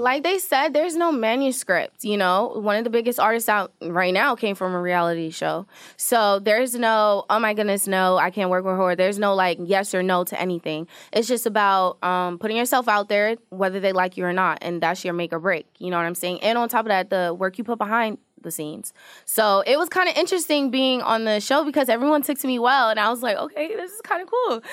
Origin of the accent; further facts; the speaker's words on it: New York City, New York, United States; I was born in Queens, New York